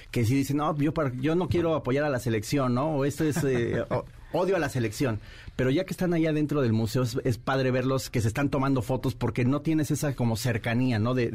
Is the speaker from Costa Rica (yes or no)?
no; Mexico